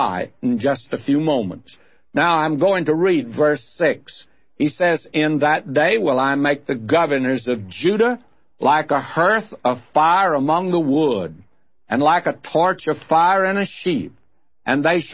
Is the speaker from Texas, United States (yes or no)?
yes; Texas, United States; We folk who've been born in Texas